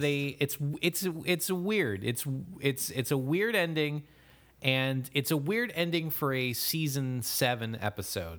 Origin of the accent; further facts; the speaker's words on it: United States; as an American